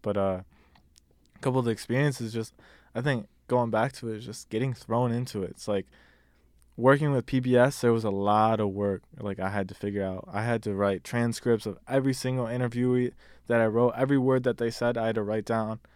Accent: Detroit, Michigan, United States; now in Richmond, United States; I'm originally from Detroit, Michigan. I live in Virginia now, uh, Richmond

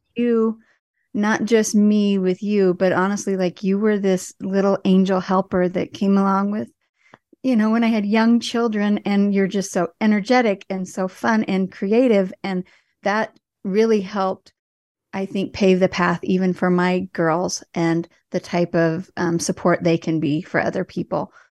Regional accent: Indiana, United States; moved away; I was from Indiana

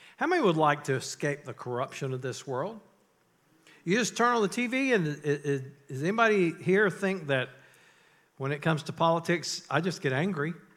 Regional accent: North Carolina, United States; I grew up in North Carolina

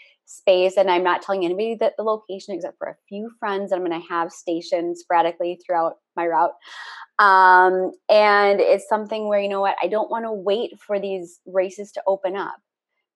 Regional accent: Minneapolis, Minnesota, United States; moved away; also born or lived in Los Angeles; my hometown of Minneapolis in St. Paul

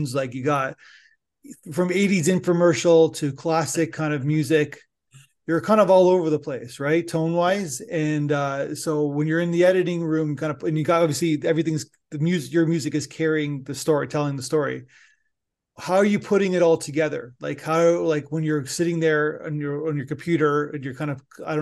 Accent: Niagara Falls, Ontario, Canada; now in Toronto, Canada; I live in Toronto now, but I'm from actually Niagara Falls originally, grew up, born and raised

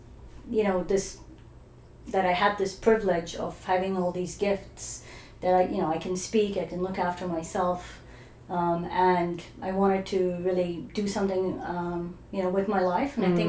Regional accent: Dubai, United Arab Emirates; also born or lived in Iran / New Zealand / Australia; now in Canada; So I was born in Iran, and I grew up in Dubai before it was, you know, the glamorous Dubai it is today.

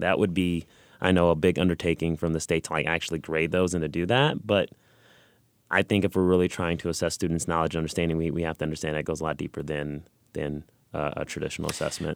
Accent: Los Angeles, California, United States; now in Missouri, United States; I'm originally from California, Los Angeles

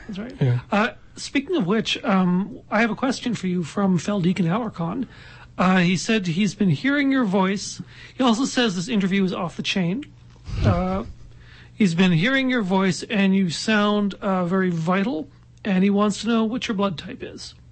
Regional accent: Halifax, Nova Scotia, Canada; moved away; I'm from Halifax originally

